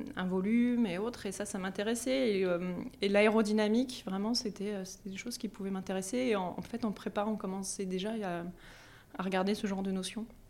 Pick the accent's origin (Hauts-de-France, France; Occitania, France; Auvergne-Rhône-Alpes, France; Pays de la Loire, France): Hauts-de-France, France; Compiègne; moved away as an adult; also born or lived in Grenoble; J'ai grandi en Picardie, voilà, à Compiègne